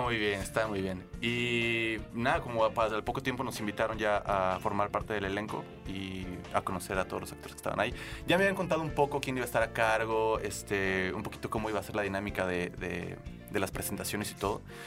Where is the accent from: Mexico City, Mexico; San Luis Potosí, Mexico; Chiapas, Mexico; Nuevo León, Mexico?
San Luis Potosí, Mexico; moved away as an adult; De San Luis Potosí. Ah tengo acá 10 años.